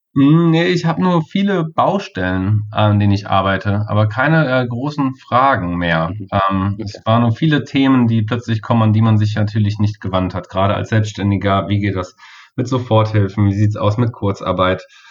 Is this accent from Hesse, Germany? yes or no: yes; Kassel, Hesse, Germany; hier in Kassel wirklich direkt lokal, wo ich herkomme